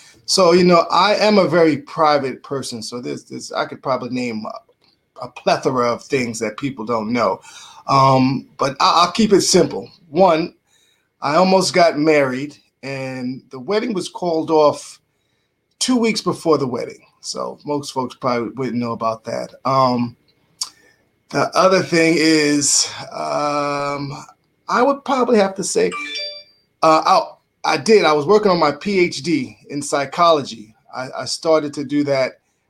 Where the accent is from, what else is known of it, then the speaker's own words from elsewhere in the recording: Bronx, New York, United States; So kudos go to you gentlemen to know that I'm from the Bronx, New York.